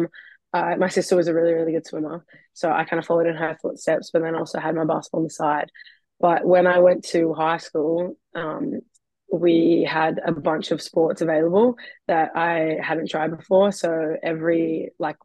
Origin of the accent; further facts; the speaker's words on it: Melbourne, Victoria, Australia; moved away as an adult; now in Auckland, New Zealand; I was born in Melbourne, Australia